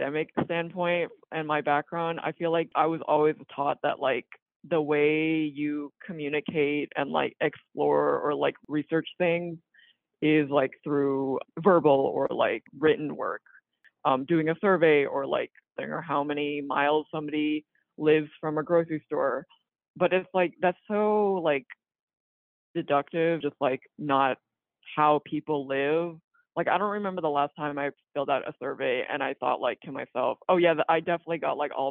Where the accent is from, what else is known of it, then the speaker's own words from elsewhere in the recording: North Carolina, United States; I'm from North Carolina